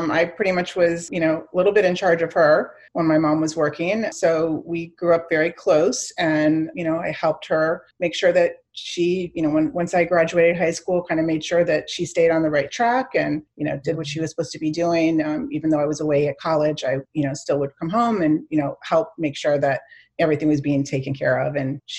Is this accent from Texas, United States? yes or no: no; Chicago, Illinois, United States; also born or lived in Miami, United States; So I grew up in Chicago and Miami. So very diverse cities there.